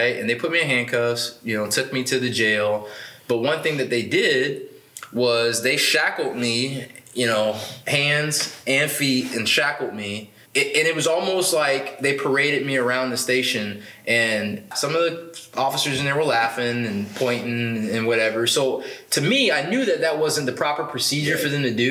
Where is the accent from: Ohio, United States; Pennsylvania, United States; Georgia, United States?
Georgia, United States; Atlanta; also born or lived in overseas; now in Washington, United States; I grew up in South Georgia, was born in South Georgia, grew up in Metro Atlanta area, and did live other places, including like overseas for 6 years, because my father was in the military, but spent most of my life in Georgia